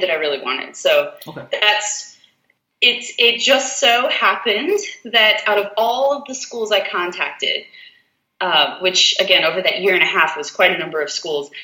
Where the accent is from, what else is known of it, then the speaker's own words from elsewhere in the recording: South Florida, United States; moved away as an adult; now in Alabama, United States; I'm originally from South Florida